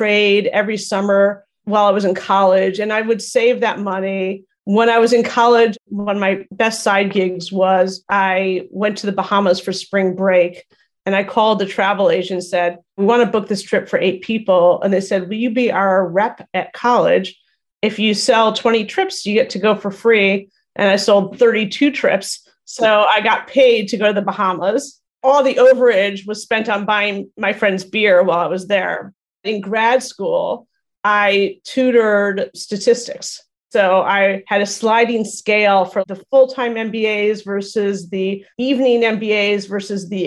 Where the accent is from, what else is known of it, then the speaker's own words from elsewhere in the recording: Chicago, Illinois, United States; moved away as an adult; also born or lived in Great Neck, New York / Highland Park, Illinois / New York; now in Menlo Park, United States; I grew up in Chicago and I lived in New York for 12 years